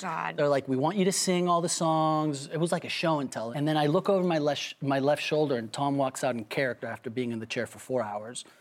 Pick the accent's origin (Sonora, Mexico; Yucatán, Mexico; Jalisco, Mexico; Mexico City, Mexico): Mexico City, Mexico; I'm from Mexico City